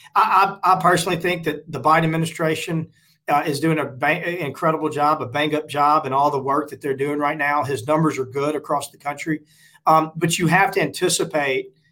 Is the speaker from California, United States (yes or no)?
no; Forest, Mississippi, United States; I went to Mississippi State, uh, pretty conservative school, but a great school in a great state and a great hometown of Forest, Mississippi